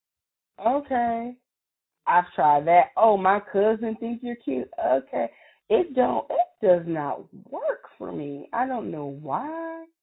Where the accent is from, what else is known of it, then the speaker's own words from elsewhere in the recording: Lumberton, United States; I'm from Lumberton